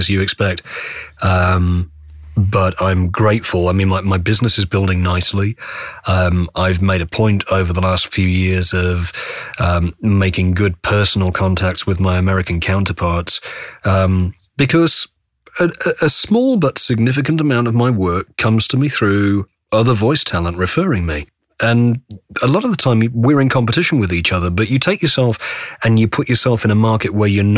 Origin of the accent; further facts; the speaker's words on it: United Kingdom; now in North Carolina, United States; as a British voice in Australia